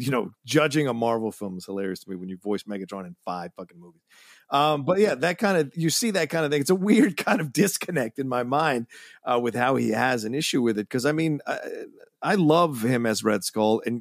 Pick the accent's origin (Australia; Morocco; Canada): Australia; I don't know what the mouth uh, um, gymnastics has to be to do a German accent when you have an Australian accent